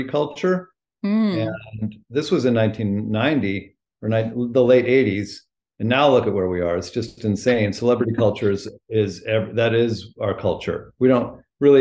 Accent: California, United States; moved away as an adult; also born or lived in Maine; I grew up in California.

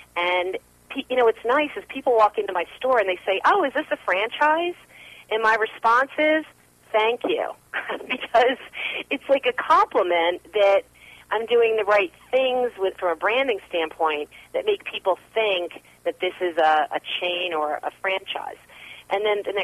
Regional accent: New Jersey, United States; moved away; also born or lived in Manhattan, New York; I grew up in New Jersey, so I'm a Jersey girl

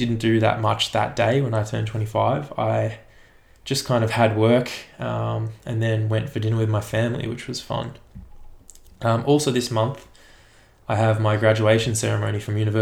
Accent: Australia; also born or lived in Melbourne; now in Sorrento, Australia

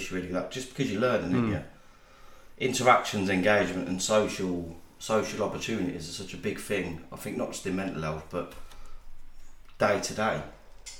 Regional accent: Northampton, East Midlands, United Kingdom; I've born and bred in Northampton

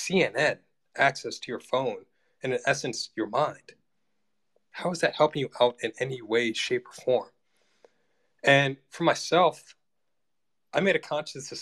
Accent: United States; I'm an American

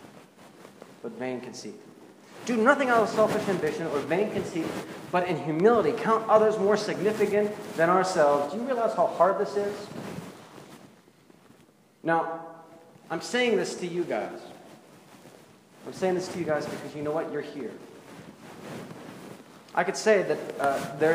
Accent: Pittsburgh, Pennsylvania, United States; now in Central Ohio, United States; I'm from Pittsburgh

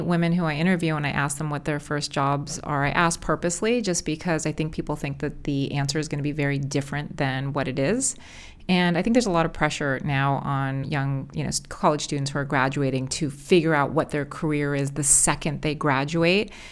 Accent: Los Angeles, California, United States; I'm born and raised in Los Angeles

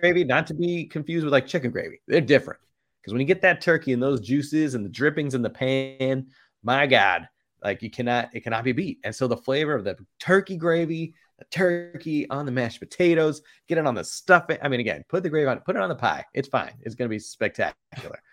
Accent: Boston, Massachusetts, United States; growing up in Boston

